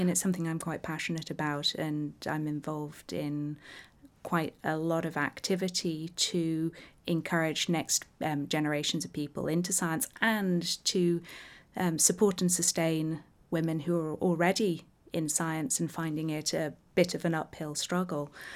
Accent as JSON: {"language": "English", "country": "Isle of Man", "tie": "born or raised there", "said": "growing up on the Isle of Man"}